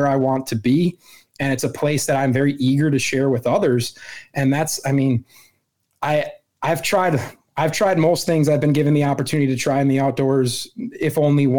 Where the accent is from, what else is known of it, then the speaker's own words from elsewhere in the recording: Wisconsin, United States; So I born and raised in Wisconsin, lived here my whole life, over three decades.